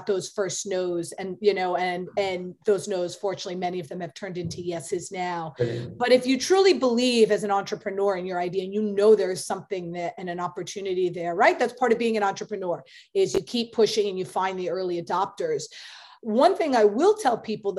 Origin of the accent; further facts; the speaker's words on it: New York, United States; Obviously I'm a New Yorker